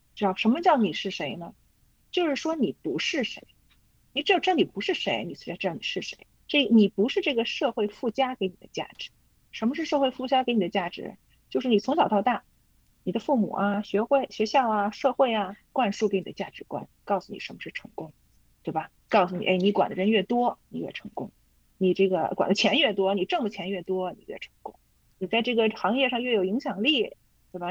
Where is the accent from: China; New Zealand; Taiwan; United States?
China; Beijing; also born or lived in Inner Mongolia; 就是我从小呢是和我姥姥长大的，在内蒙，我在内蒙生的，然后我是指，差不多六岁多去的北京啊，后来一直在北京